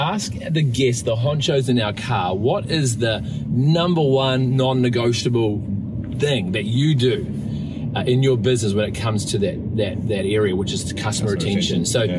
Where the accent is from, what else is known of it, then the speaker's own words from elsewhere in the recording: New Zealand; I'm a Kiwi, mate.